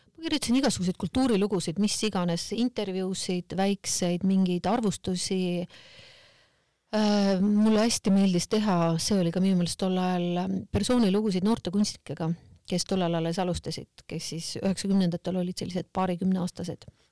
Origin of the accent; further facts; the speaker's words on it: Kohtla-Järve, Ida-Viru County, Estonia; ma olen pärit Kohtla-Järvelt